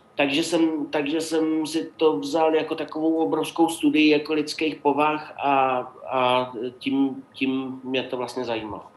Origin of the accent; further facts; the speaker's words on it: Opava, Moravian-Silesian Region, Czechia; moved away; also born or lived in Jeseníky; já jsem z Opavy, takže jako tam bylo německý obyvatelstvo ze sedmdesáti procent